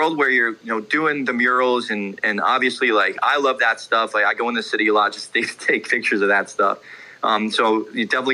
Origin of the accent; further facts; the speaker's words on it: New Jersey, United States; I'm from Jersey